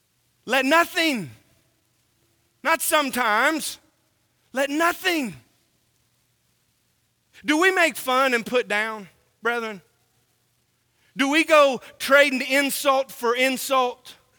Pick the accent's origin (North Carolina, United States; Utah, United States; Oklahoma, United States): Oklahoma, United States; born there; also born or lived in California; now in Tennessee, United States; I was born in Oklahoma. I lived in California. And now I live in Tennessee. Boy, I got a smorgasbord of accents, right?